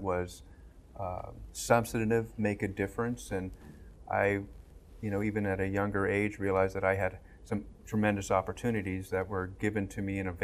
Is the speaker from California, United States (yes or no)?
yes; Southern California, United States; I grew up in Southern California